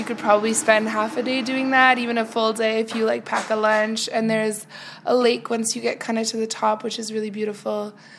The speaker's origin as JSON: {"language": "English", "country": "Canada", "moved": "as an adult", "lives_now": "Greifswald, Germany", "said": "And I'm from Canada."}